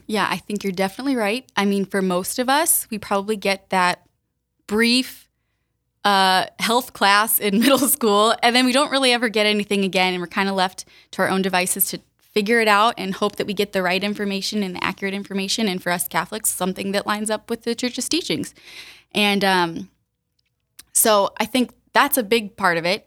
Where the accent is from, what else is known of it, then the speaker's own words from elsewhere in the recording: Sioux Falls, South Dakota, United States; moved away as an adult; also born or lived in the South (US); raised in Sioux Falls, so I'm from here originally